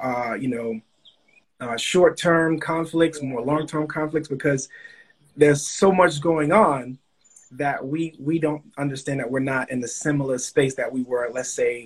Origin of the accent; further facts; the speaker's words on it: Bahamas; moved away; also born or lived in Miami, Florida / Opa-locka, Florida; I was born in the Bahamas.